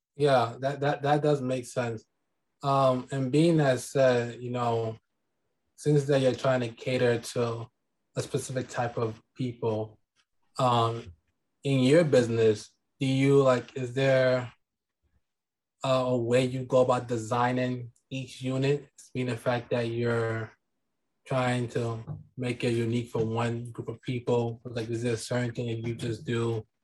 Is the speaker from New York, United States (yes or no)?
yes; New York City, New York, United States; I'm from New York City